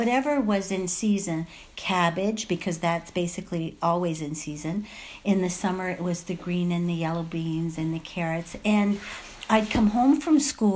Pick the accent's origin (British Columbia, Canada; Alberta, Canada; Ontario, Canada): Ontario, Canada; Ottawa; I grew up in Ottawa, and very, very simple family.